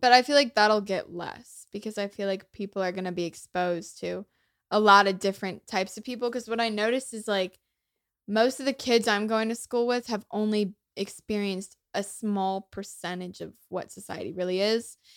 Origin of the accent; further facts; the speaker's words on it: United States; first language English; I, like, grew up here. I'm so lucky to have, like, this be my first language